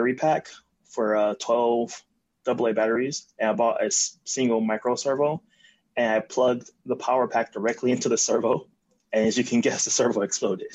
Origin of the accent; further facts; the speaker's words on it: Compton, California, United States; I grew up in Compton with my parents